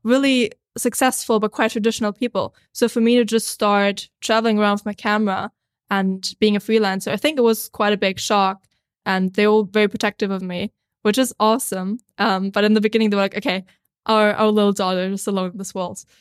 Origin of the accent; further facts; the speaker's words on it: Austria; moved away; I'm a filmmaker from Austria originally, but I've been traveling the world